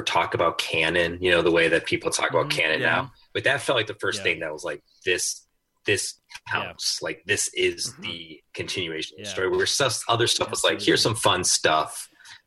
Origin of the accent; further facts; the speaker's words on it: Chicago, Illinois, United States; going to Chicago, I grew up on the South Side